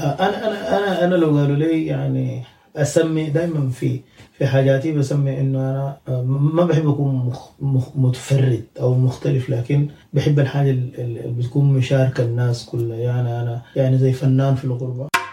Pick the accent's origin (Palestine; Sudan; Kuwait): Sudan; moved away as an adult; now in Birmingham, United Kingdom; احنا سودانيين